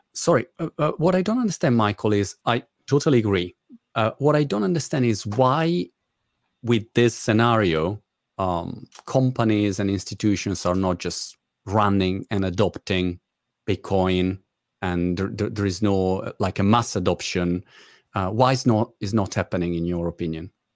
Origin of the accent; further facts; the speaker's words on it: Italy; English is a second language; now in United Kingdom; as you guess by my British accent, I'm Italian.